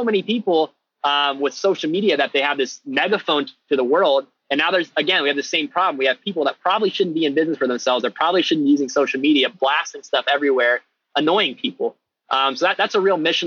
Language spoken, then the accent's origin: English; Ohio, United States; I'm from Ohio in the US, which is the middle part of the country